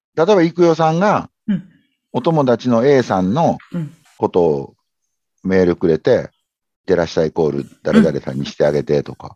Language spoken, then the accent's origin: Japanese; Kobe, Hyogo, Japan; 僕、神戸出身なんで、阪神大震災の時に神戸に実家があって